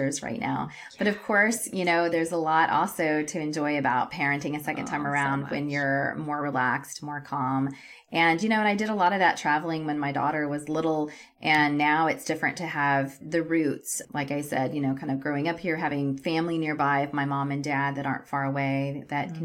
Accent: Texas, United States; moved away as an adult; also born or lived in California / Europe / Canada; I grew up in Texas

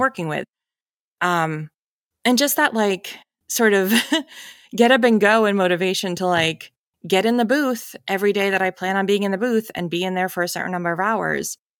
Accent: New Hampshire, United States; moved away as an adult; also born or lived in Evanston, Illinois; I grew up in New Hampshire, so I lived out in New England all my life

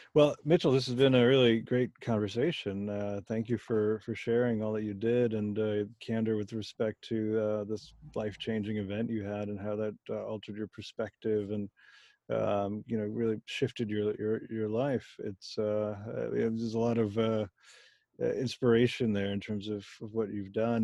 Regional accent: Germany; moved away; I was born in Germany

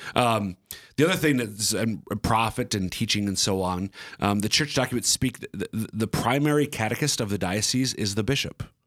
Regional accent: central Minnesota, United States; also born or lived in eastern South Dakota; now in South Dakota, United States; I'm from the central Minnesota area.

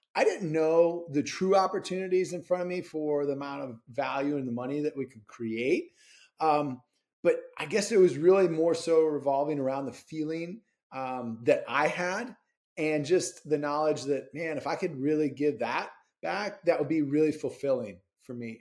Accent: Rochester, Minnesota, United States; I grew up in Rochester, Minnesota

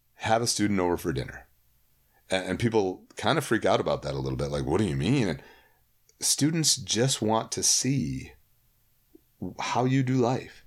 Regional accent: Holland, Michigan, United States; I grew up in Holland, Michigan

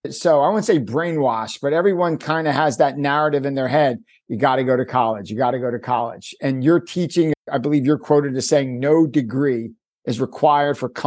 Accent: Cleveland, Ohio, United States; I grew up in Cleveland, Ohio.

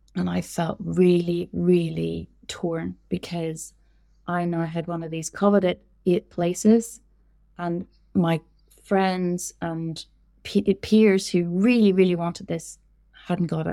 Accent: Northern Ireland, United Kingdom; moved away as an adult; also born or lived in London / Portugal; I was born in Northern Ireland, grew up in Northern Ireland, and then I left when I was around twenty-two, and I moved to London

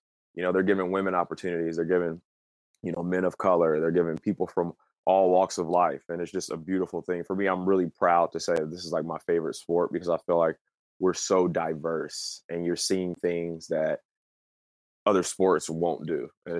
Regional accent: Bay Area, California, United States; Growing up in the Bay Area

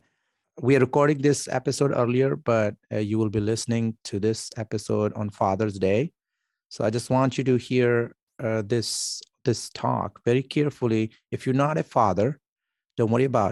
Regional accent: Pakistan; moved away; I come from Pakistan

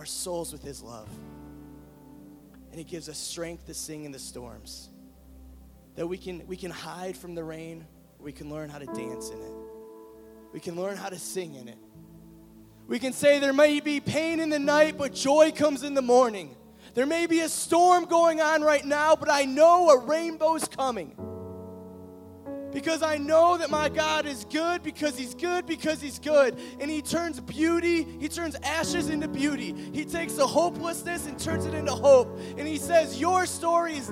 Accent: Cleveland, Ohio, United States; now in Champaign, United States; I'm from Cleveland

